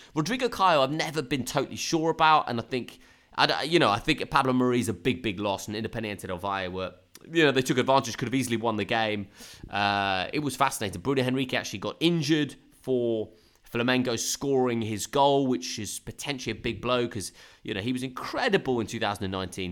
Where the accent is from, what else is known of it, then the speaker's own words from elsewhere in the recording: Brighton, South East England, United Kingdom; I grew up in Brighton